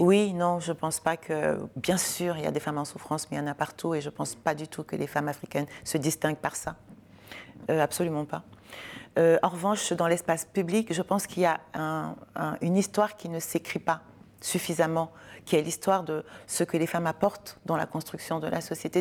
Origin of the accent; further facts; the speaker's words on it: Cameroon; j'ai grandi au Cameroun.